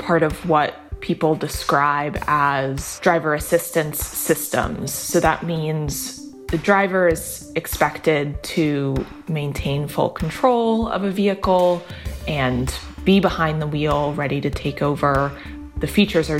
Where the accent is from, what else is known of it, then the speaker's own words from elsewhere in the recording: New York, United States; I grew up in New York as well